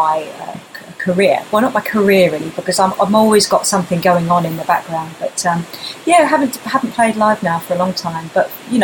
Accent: Wembley, London, United Kingdom; growing up in Wembley

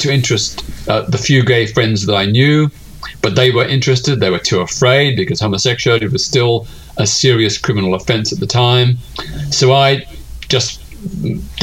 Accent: Melbourne, Victoria, Australia; I was living in my hometown of Melbourne, Australia at the time.

